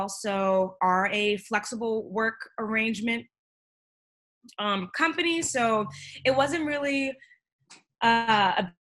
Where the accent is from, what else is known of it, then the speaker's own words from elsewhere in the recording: Pittsburgh, Pennsylvania, United States; now in New York, United States; I'm from Pittsburgh